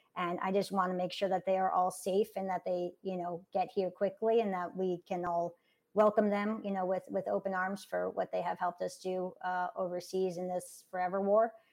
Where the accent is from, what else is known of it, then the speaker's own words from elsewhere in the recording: New York City, New York, United States; I'm from born and raised in New York City